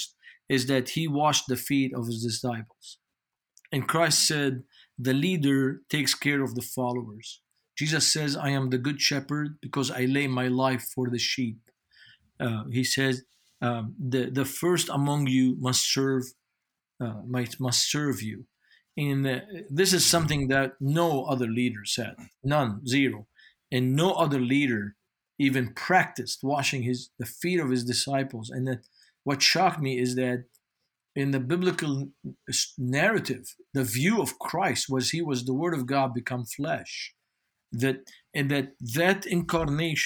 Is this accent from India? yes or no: no; Beirut, Beirut Governorate, Lebanon; English is a second language; moved away as an adult; now in United States; I grew up in West Beirut by the American University of Beirut.